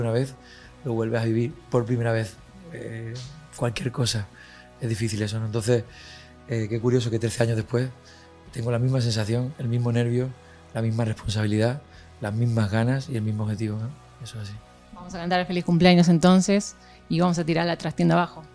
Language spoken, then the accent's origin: Spanish; Fuengirola, Andalusia, Spain; en mi pueblo, Fujirola, en Málaga